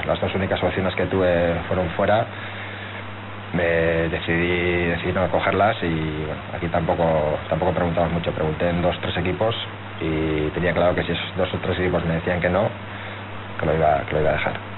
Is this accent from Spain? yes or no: yes; Eibar, Basque Country, Spain; yo soy de Leibar